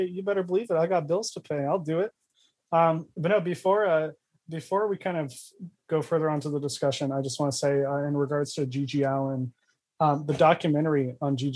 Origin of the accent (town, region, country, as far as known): United States